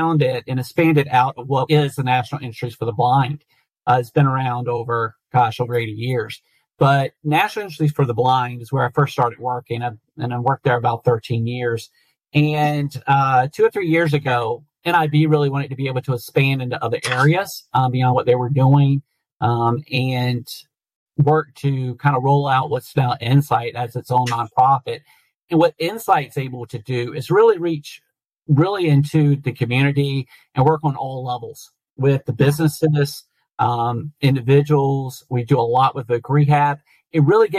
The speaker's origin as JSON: {"language": "English", "region": "North Carolina", "country": "United States", "tie": "born or raised there", "said": "I grew up in North Carolina"}